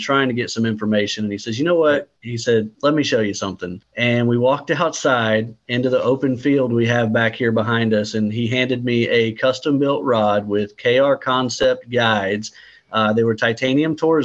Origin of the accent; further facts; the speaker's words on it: Kodiak, Alaska, United States; also born or lived in Southern Alabama; now in Alabama, United States; I grew up in Southern Alaska. And so growing up there on Kodiak Island